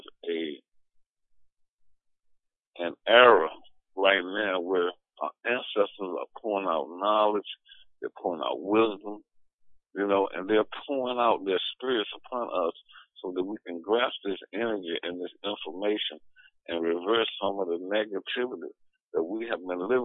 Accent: Norfolk, Virginia, United States; a young boy growing up in North Virginia

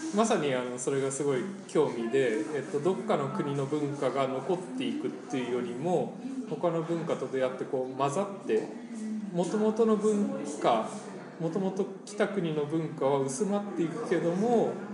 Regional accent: Mexico; also born or lived in Japan / United States; 僕はメキシコ生まれでメキシコ人と日本人のハーフです

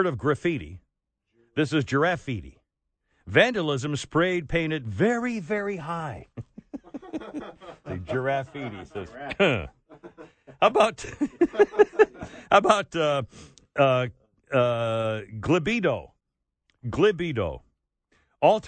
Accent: United States; I'm a damn American in America

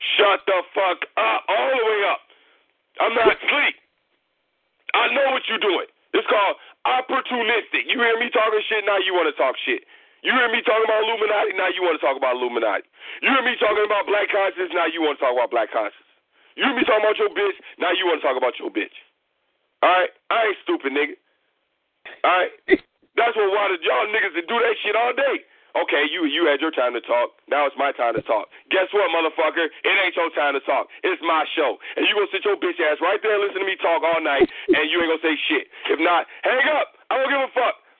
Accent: Chicago, Illinois, United States; I'm from Chicago. All right, I am from a place where everybody is a hustler

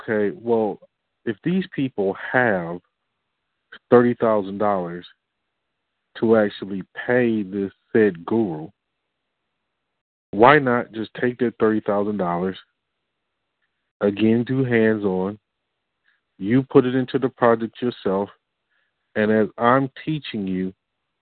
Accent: Detroit, Michigan, United States; I'm from Detroit

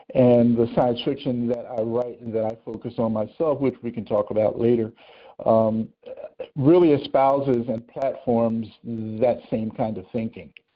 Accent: Philadelphia, Pennsylvania, United States; moved away as an adult; I was born and raised in the city of Philadelphia

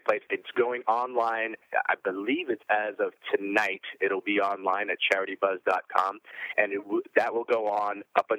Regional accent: Arizona, United States; For instance, I'm from Arizona.

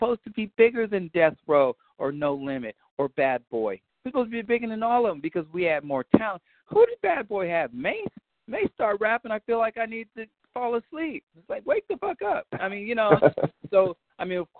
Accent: New York, United States; I'm from New York, but I was more of a West Coast guy

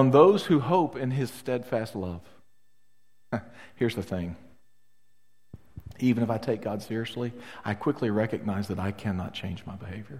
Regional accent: the South, United States; As a Southerner

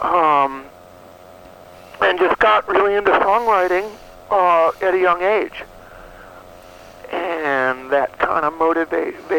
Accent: New York, United States; moved away as an adult; now in Austin, United States; I grew up in New York, but I've been in Austin, Texas for over 25 years.

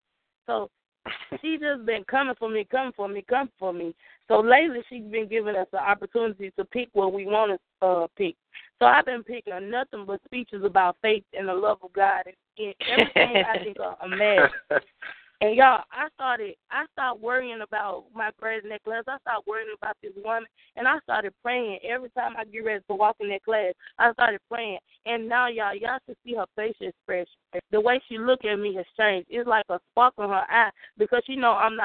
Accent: the South, United States; accent: Southern; I'm from the South. Every time I meet somebody from that's not from the South, they're like, oh, you have a Southern dialect

